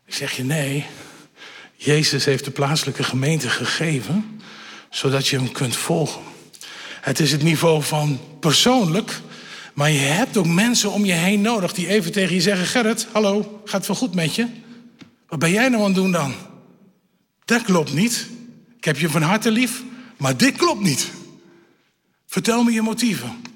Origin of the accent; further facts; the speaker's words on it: Elburg, Gelderland, Netherlands; Ik kom van de Veluwe, Elburg